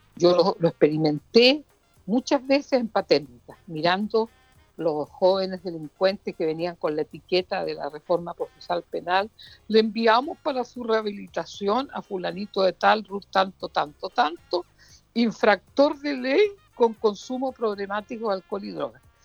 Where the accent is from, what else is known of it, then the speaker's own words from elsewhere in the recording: Puerto Montt, Los Lagos, Chile; de mi tierra, de Puerto Montt, de la provincia de Yanquihue